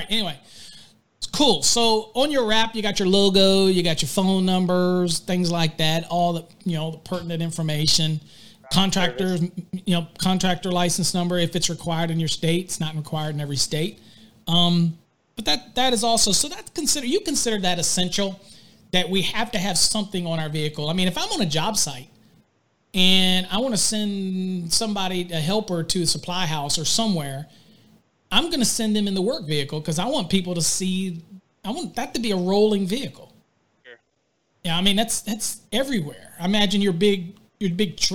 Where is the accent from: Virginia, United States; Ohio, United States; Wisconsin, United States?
Virginia, United States; now in Texas, United States; I'm from Virginia, so I say drawer